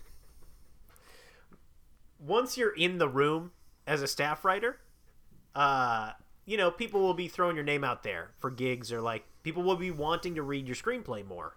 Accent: Chicago, Illinois, United States; also born or lived in Bloomington, Illinois; I'm from Chicago

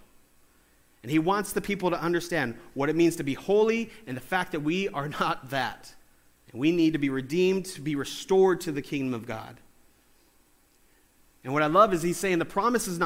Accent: California, United States; I'm from California. We don't have accents.

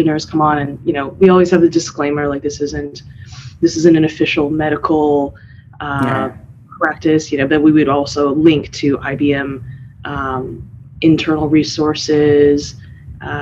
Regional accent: San Diego, California, United States; moved away as an adult; now in Bay Area, United States; I'm originally from San Diego

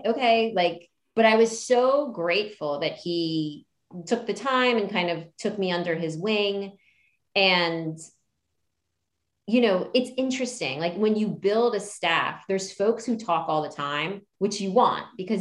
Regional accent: outside of Philadelphia, Pennsylvania, United States; also born or lived in Hawaii; I was born in Hawaii, and then I grew up outside of Philly

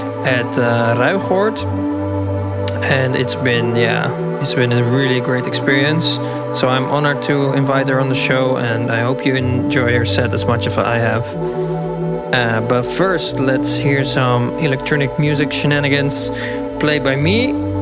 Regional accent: Haarlem, North Holland, Netherlands; We met back in Haarlem, in my hometown

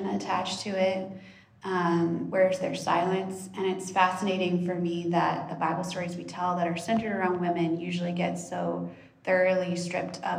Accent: Texas, United States; I grew up in Texas, deeply entrenched in Southern evangelical culture

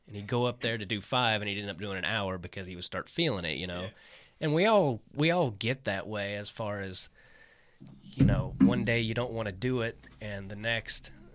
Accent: Kansas City, United States; also born or lived in Arkansas; I was born in Arkansas. I lived there when I was a kid, but I mainly grew up in Kansas

